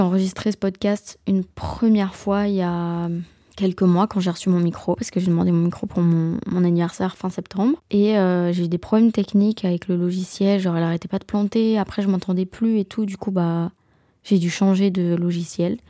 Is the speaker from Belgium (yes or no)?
yes; Belgium; Je suis belge